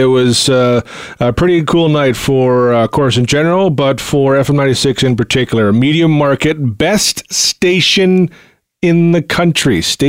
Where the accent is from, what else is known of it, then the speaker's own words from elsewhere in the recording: Canada; I'm a Canadian.